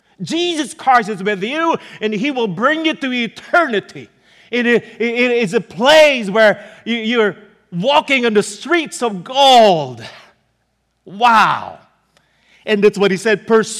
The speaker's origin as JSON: {"language": "English", "region": "Pennsylvania", "country": "United States", "moved": "yes", "said": "Maybe they thought because we're from Pennsylvania, we're used to it. That's the reason why we left Pennsylvania."}